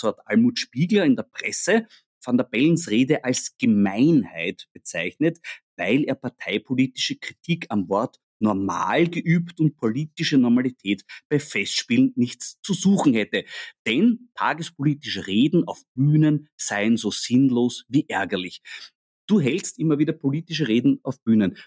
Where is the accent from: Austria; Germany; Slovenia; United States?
Austria; als Österreicher